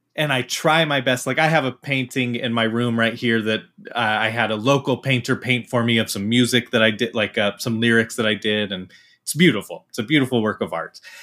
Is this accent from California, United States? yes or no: no; Utah, United States; I, I'm from Utah